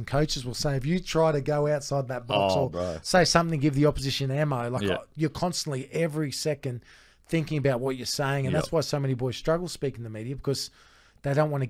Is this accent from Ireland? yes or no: no; Australia; where we grew up in Mudrabah.